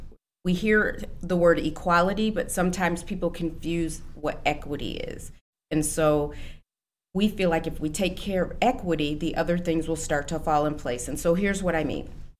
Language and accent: English; East Moline, Illinois, United States; moved away as an adult; also born or lived in Chicago; now in Aurora, United States; I was born in Chicago. Okay. But when I was 3, my family and I moved to the Quad Cities. So I actually was raised in East Moline, Illinois.